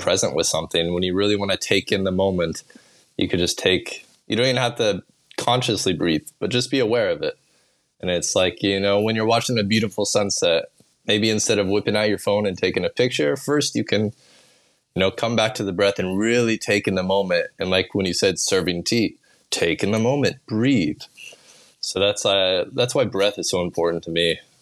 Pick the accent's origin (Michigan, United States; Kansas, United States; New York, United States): Kansas, United States; Olathe; now in Bali, Indonesia; I grew up in Kansas